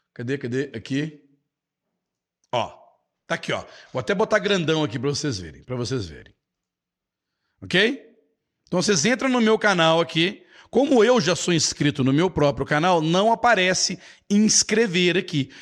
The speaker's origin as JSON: {"language": "Portuguese", "town": "Belo Horizonte", "region": "Minas Gerais", "country": "Brazil", "tie": "born or raised there", "lives_now": "Nova Lima, Brazil", "said": "eu sou brasileiro, mineiro, nascido em Belo Horizonte"}